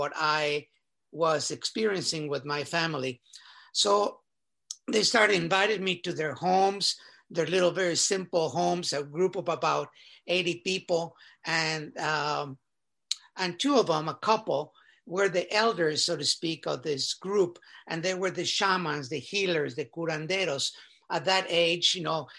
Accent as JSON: {"language": "English", "region": "Mexico City", "country": "Mexico", "tie": "born or raised there", "said": "I was born in Mexico City, and was fortunate to have been born in a very well-to-do family"}